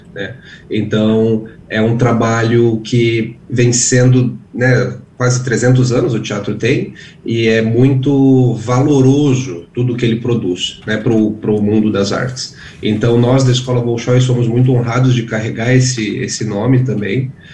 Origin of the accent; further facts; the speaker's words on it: Brazil; como bom brasileiro